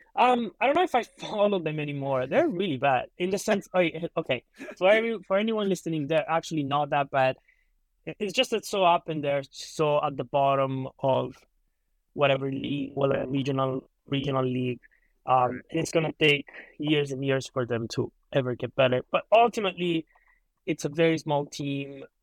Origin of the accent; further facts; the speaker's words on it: Calabria, Italy; moved away as an adult; also born or lived in Boston; now in Los Angeles, United States; I'm originally from Italy. Um, I uh, there for like 21 years of my life, then moved out here to attend college.